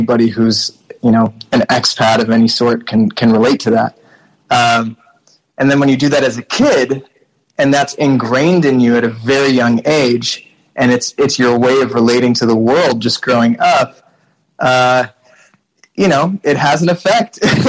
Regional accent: Mauritius; also born or lived in all over the world; The reality is that like growing up in Mauritius happened in the context of moving schools, if not countries, every 2 years from the time I was born until well, really college.

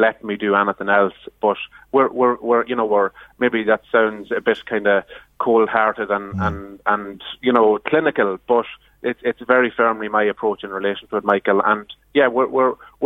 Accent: Kells, Leinster, Ireland; moved away as an adult; now in Ashbourne, Ireland; growing up in the Headford Grove estate and Kells

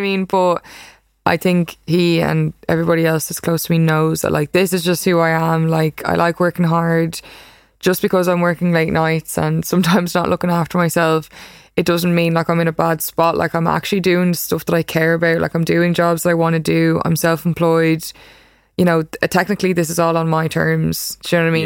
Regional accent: Ireland; moved away as an adult; now in New York, United States; I'm a photographer from Ireland

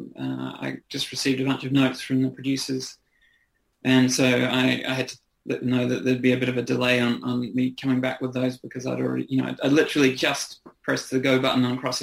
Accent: New Zealand; accent: New Zealand; moved away as an adult; now in Australia; I'm a New Zealander, so I have a kind of, I moved over here in my early 20s

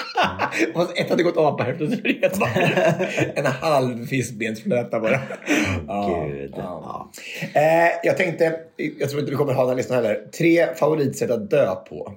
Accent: Finnerödja, Örebro County, Sweden; moved away; vi hade någonting hemma i Närke, eller hemma i Finnerö

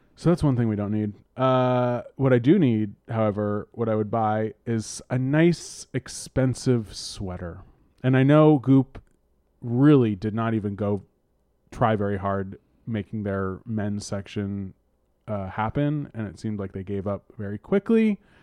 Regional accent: East Bay, California, United States; I grew up in the East Bay.

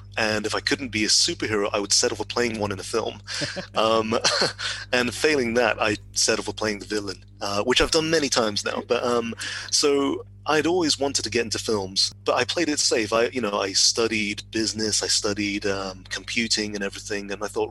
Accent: West Midlands, United Kingdom; moved away as an adult; also born or lived in Telford / Wolverhampton / Birmingham; now in Oxford, United Kingdom; So I grew up in the West Midlands, Telford, Wolverhampton, Birmingham. And then I moved to Oxford about 14 years ago, so I've lost the accent.

